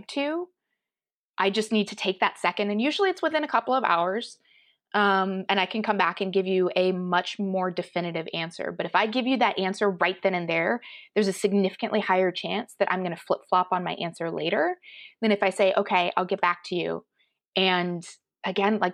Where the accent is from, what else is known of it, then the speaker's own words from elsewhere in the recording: Colorado, United States; Growing up in Colorado, we had a fair amount of Native American culture in the general area